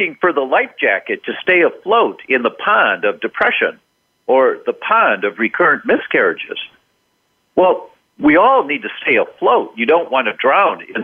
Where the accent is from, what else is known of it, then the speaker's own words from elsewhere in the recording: Detroit, Michigan, United States; I was born and raised in Detroit